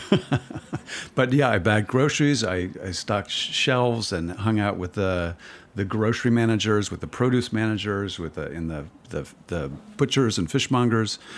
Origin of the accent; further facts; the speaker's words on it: Cleveland, Ohio, United States; I started writing about chefs back in Cleveland, where, my hometown